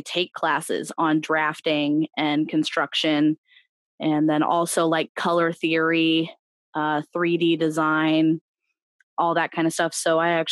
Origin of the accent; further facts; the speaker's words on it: Ohio, United States; I'm from Ohio